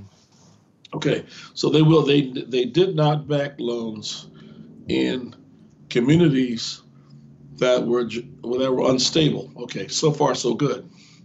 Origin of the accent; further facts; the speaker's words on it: Gary, Indiana, United States; I grew up in the Chicago area, in Gary, Indiana, to be exact.